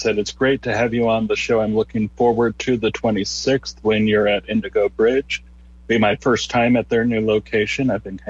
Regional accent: Holland, Nebraska, United States; I grew up in Holland

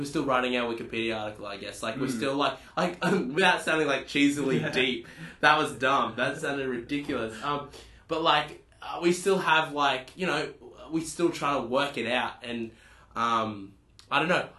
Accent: Newcastle, New South Wales, Australia; I'm from Newcastle

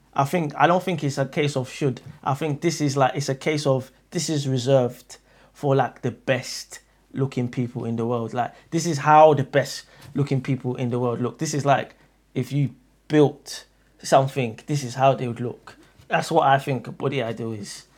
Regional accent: Nigeria; I'm from Nigeria

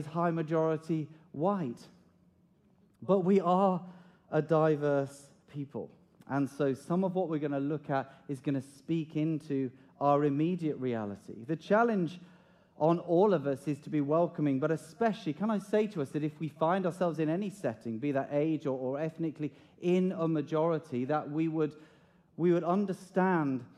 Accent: United Kingdom; As British people

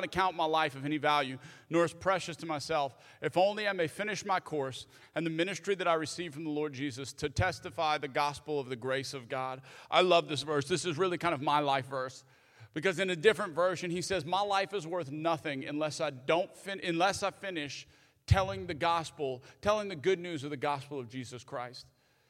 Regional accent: the South, United States; And especially growing up in the South, a lot of times, if you grew up in the South like me

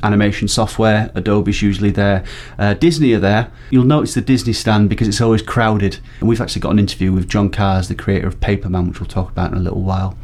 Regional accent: Barnsley, Yorkshire and the Humber, United Kingdom; my pronunciation is terrible. I'm from Barnsley

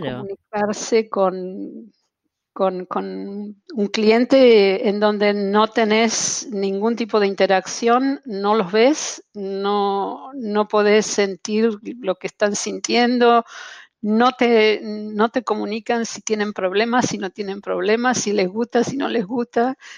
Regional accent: Buenos Aires, Argentina; accent: porteño; moved away as an adult; now in Montreal, Canada; sigo, sigo siendo tan porteña como el mate amargo. Eh, no, han podido, no han podido con mi acento

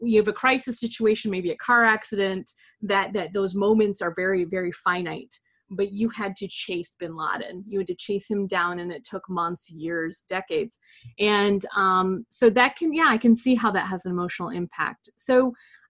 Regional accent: United States; as an American overseas

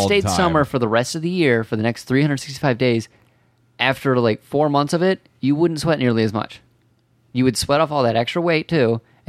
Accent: Ohio, United States; because I'm from Ohio?

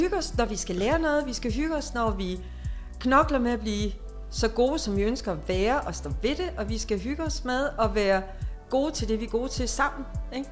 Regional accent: Denmark; jeg er en god dansker

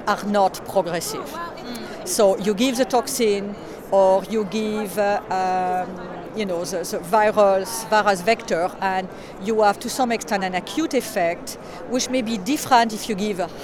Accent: Bordeaux, Nouvelle-Aquitaine, France; moved away as an adult; also born or lived in United States; now in Vancouver, Canada; I was born and raised in France, actually in Bordeaux

